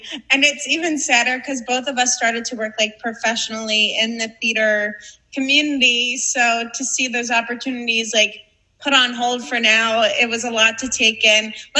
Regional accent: Long Island, New York, United States; we come from Long Island.

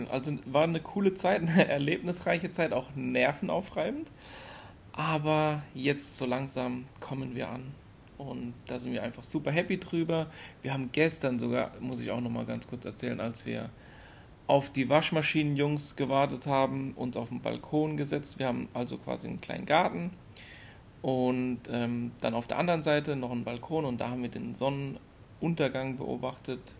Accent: Germany; now in United Arab Emirates; als Deutsche sind wir so ein bisschen unterfordert.

